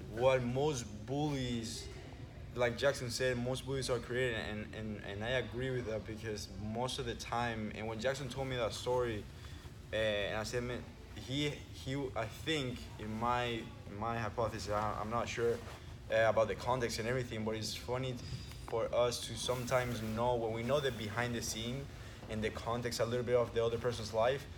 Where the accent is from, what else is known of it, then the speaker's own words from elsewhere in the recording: Venezuela; we moved from one place from Venezuela to the other, basically corner from uh, other coast of Venezuela um, when I was nine